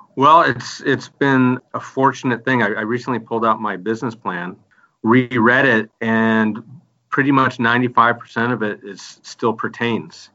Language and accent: English; Michigan, United States; I'm from the Midwest myself. I'm from Michigan